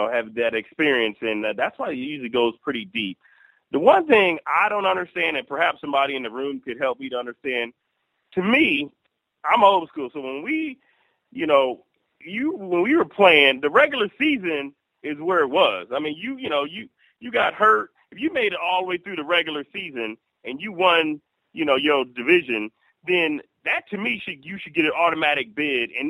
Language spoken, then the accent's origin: English; Ohio, United States; now in Michigan, United States; I'm from